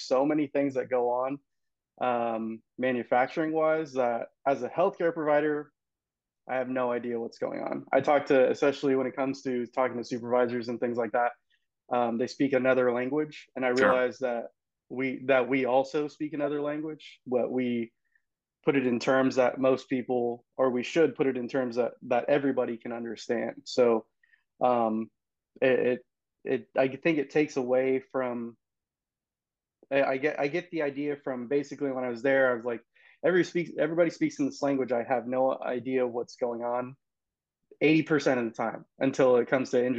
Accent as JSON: {"language": "English", "area": "Visalia", "region": "California", "country": "United States", "tie": "born or raised there", "also_born_or_lived": "Sacramento, California / Indiana", "said": "I'm born and raised in Fresno, California. So I'm actually Visalia, California"}